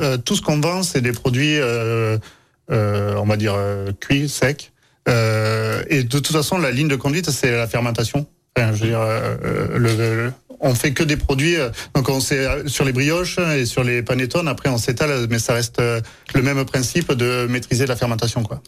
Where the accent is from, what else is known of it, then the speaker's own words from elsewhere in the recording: Aveyron, Occitania, France; moved away; je suis né dans l'Aveyron, euh, donc en race campagne